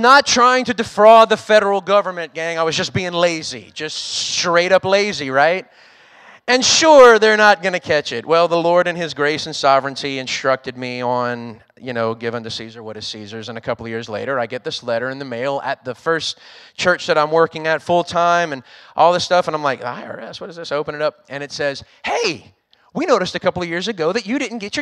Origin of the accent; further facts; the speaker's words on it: Louisiana, United States; moved away as an adult; also born or lived in Texas; now in Rockport, United States; I'm originally from Louisiana, so I was leaving home for the first time to go work in the great state of Texas